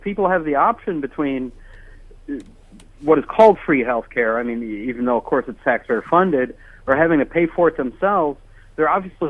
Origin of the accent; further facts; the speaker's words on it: upstate New York, United States; in my hometown, way in upstate New York